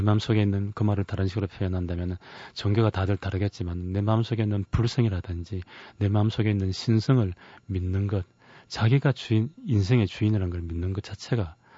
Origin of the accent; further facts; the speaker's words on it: Daegu, South Korea; 제 고향인 대구에